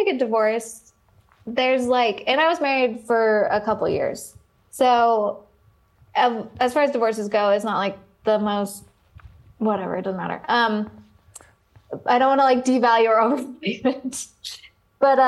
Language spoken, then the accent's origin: English; Oregon, United States; moved away as an adult; I grew up in Oregon. I came out here for college